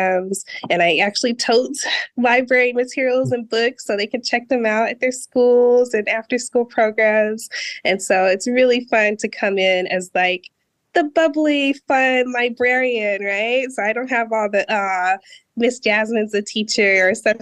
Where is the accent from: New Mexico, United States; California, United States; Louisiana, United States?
New Mexico, United States; also born or lived in Denver, Colorado; I'm originally from New Mexico, but for a brief span of my childhood, I lived in Denver, Colorado.